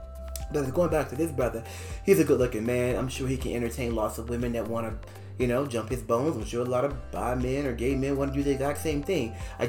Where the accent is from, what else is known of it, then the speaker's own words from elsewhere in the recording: United States; as a Black person, as an American bi guy